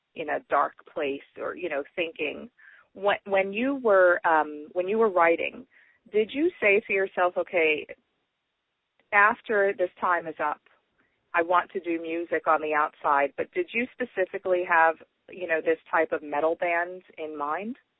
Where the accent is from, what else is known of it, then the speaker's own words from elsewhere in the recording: New York, United States; growing up in New York